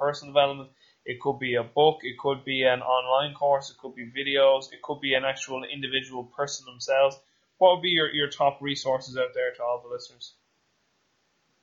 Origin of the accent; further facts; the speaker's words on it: Ireland; I'm Irish now